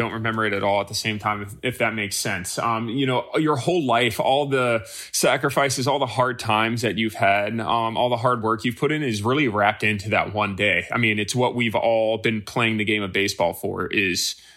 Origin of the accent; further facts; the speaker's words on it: Winter Haven, Florida, United States; I grew up in Winter Haven, Florida